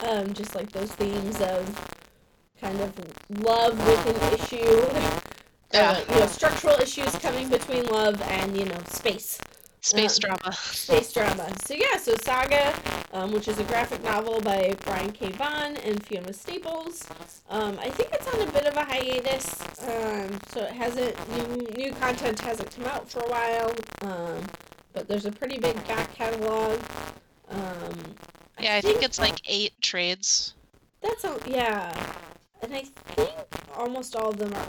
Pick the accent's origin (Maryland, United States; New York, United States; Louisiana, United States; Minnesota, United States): Minnesota, United States; I grew up in Minnesota in the aughts